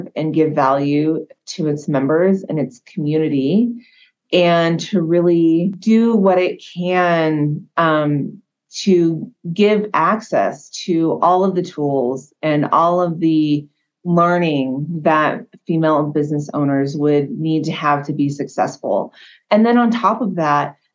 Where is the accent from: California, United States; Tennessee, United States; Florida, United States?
California, United States; now in Hawaii, United States; I was born and raised in California